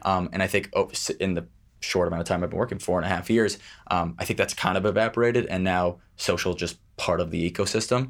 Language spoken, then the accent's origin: English; New York City, New York, United States; I grew up in Manhattan, just a, a Upper East Side.